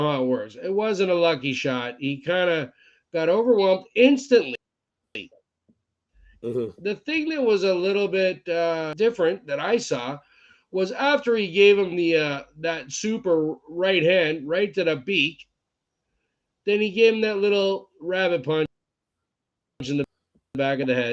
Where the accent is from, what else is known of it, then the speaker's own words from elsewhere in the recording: Scotland, United Kingdom; I'm Scottish